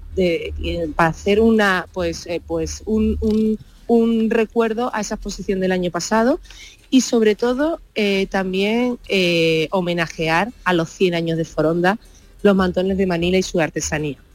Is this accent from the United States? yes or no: no; Huelva, Andalusia, Spain